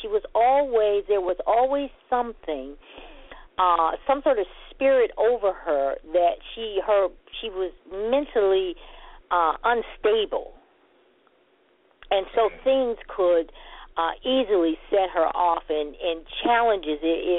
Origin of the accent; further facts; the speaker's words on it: Montgomery, Alabama, United States; born there; also born or lived in New York, United States; because I was born in Montgomery, Alabama, and so and with my grandparents in Montgomery, I would stay with them 2-3 years, and then I would be sent to an aunt in New York.